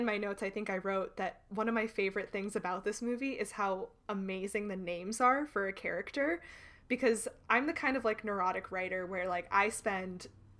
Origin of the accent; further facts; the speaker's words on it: Chicago, Illinois, United States; As a Chicagoan, that's very exciting to me.